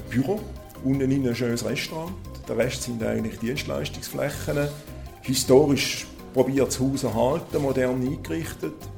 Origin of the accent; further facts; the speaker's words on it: Schaffhausen, Switzerland; Ich bin aus Schaffhausen, bin ein Urschaffhauser